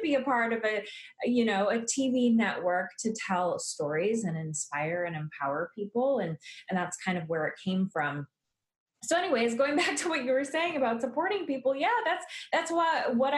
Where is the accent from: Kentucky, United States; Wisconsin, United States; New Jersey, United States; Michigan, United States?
Wisconsin, United States; Milwaukee; I grew up in the Milwaukee, Wisconsin area